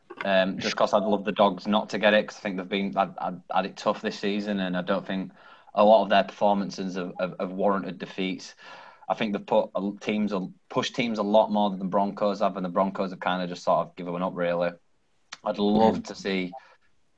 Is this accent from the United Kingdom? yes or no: yes; Wakefield, Yorkshire and the Humber, United Kingdom; I'm from Wakefield